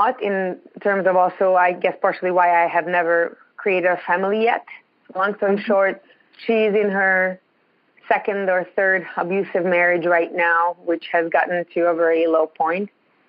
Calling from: Ontario, Canada; I'm calling from Ontario. It's really, really cold.

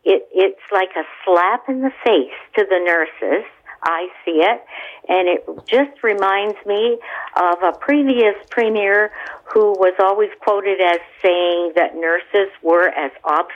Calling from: Ontario, Canada; I'm from Roscoe, South York, Ontario.

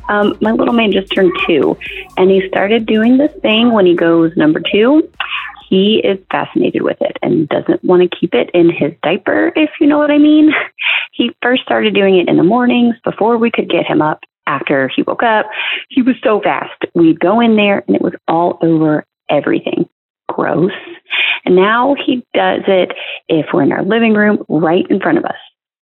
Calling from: North Carolina, United States; Hey, moms. … from North Carolina

